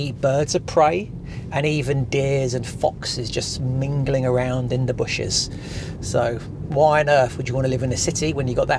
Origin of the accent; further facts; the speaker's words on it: Portsmouth, South East England, United Kingdom; also born or lived in Horndean, Hampshire; I live in Hampshire in a place called Horndean. And I was born in Portsmouth. And so I've always been around that area.